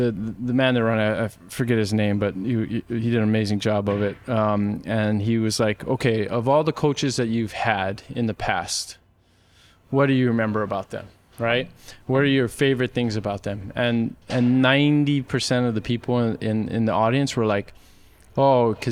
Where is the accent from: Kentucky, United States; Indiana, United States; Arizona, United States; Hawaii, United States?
Hawaii, United States; moved away as an adult; I grew up in Hawaii